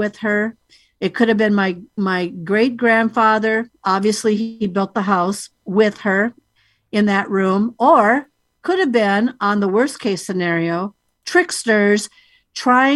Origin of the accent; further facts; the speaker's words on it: United States; I'm here from the United States.